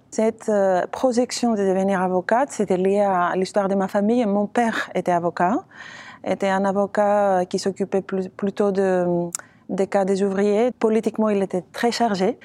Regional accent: Athens, Attica, Greece; French is a second language; moved away as an adult; Je suis née euh, à Athènes. J'ai fait tous mes études à Athènes

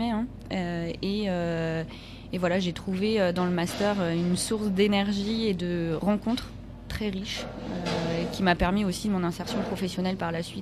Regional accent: Nantes, Pays de la Loire, France; alors je viens de Nantes, je suis arrivée en 2013 ou 2014, je ne sais plus, euh, justement pour faire ce master en économie sociale et solidaire. J'avais envie de changer de région à ce moment-là

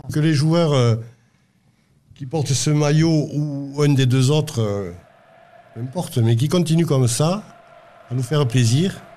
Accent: Toulouse, Occitania, France; moved away as an adult; now in Aveyron, France; Je suis exilé dans l'Aveyron depuis 30 euh, ans passés, mais je suis toulousain. Je suis né à Toulouse et jusqu'à, jusqu'aux années jusqu'en 90, je, vivais à, à Toulouse.

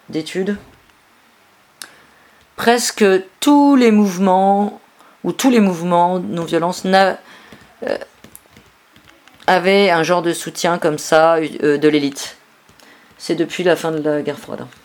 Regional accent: Virginia, United States; French is a second language; moved away as an adult; now in Barcelona, Spain; Je viens de Virginie, aux États-Unis. Depuis 2007, j'habite en Catalogne, à Barcelone. Quand je suis arrivé là-bas en 2007, j'étais cet anarchiste américain

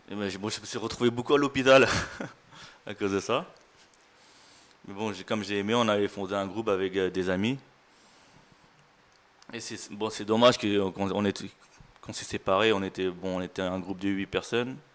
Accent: Thailand; J'ai fait trois ans, je l'ai fait en France, et je suis parti chez moi en Thaïlande le faire.

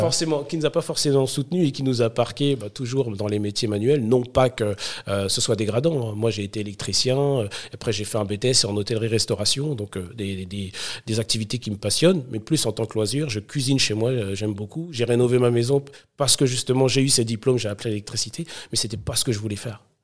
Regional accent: Sarcelles, Île-de-France, France; je viens de banlieue, je viens de Sarcelles, une ville euh, où il faisait bon vivre à l'époque

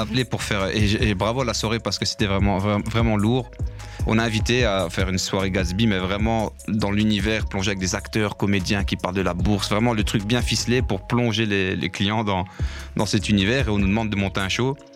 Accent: La Louvière, Wallonia, Belgium; j'ai 36 ans, je viens de la Louvière

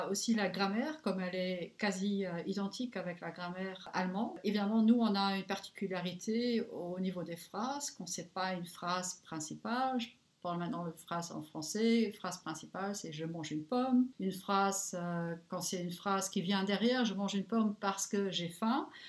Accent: Luxembourg; j'ai grandi dans le pays et j'ai appris le français et, l'allemand et l'anglais à l'école.

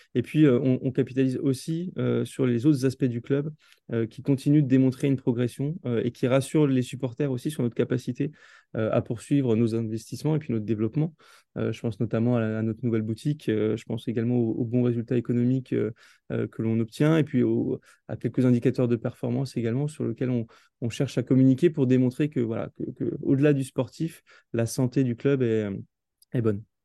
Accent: Alsace, Grand Est, France; also born or lived in New York, United States; je suis originaire d'Alsace

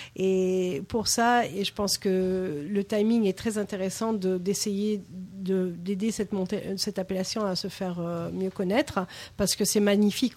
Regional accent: New York, United States; French is a second language; moved away as an adult; now in France; Je suis de New York

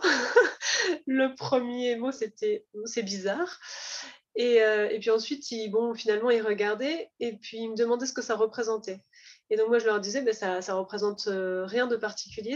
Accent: Var, Provence-Alpes-Côte d'Azur, France; je viens du Var

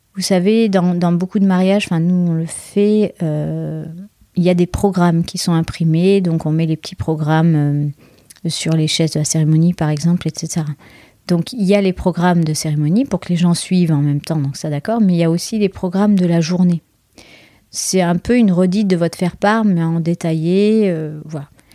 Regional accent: Bordeaux, Nouvelle-Aquitaine, France; je suis de Bordeaux

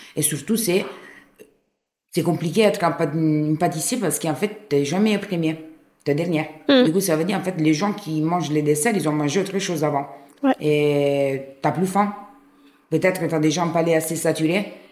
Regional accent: Rome, Lazio, Italy; French is a second language; now in France; je viens de Rome

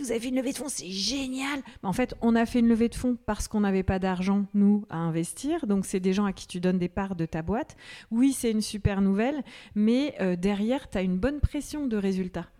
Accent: Manche, Normandy, France; also born or lived in Madagascar / Paris; now in Nantes, France; j'ai grandi dans la Manche

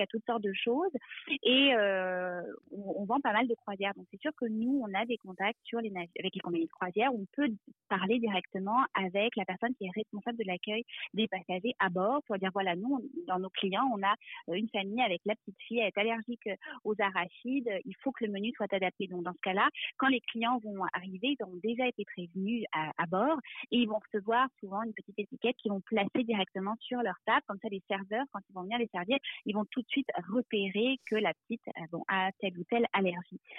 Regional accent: France; moved away as an adult; now in Quebec, Canada; je suis française d'origine et puis j'ai, euh, euh, j'arrive au Québec il y a environ, euh, dix-sept ans maintenant.

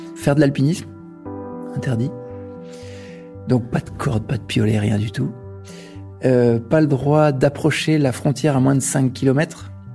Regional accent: Grenoble, Auvergne-Rhône-Alpes, France; Je suis né à Grenoble, donc forcément euh, le milieu de la montagne était assez évident pour moi depuis assez jeune

